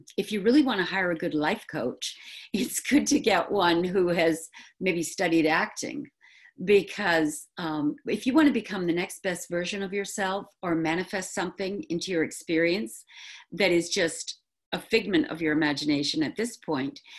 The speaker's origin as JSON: {"language": "English", "region": "New England", "country": "United States", "also_born_or_lived": "Manhattan", "accent": "New England", "said": "I've gone back to my New England accent"}